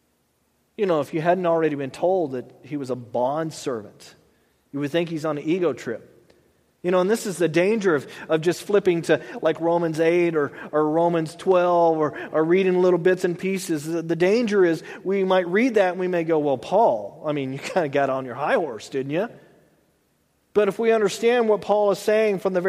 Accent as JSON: {"language": "English", "region": "Texas", "country": "United States", "said": "I'm a Texan"}